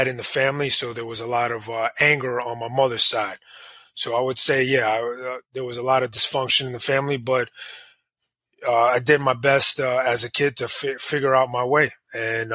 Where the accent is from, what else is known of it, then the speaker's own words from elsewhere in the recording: New York City, New York, United States; growing up in the 80s, you know, it wasn't like that, especially in New York. You know, I didn't grow up in the worst of areas, but it was a tough area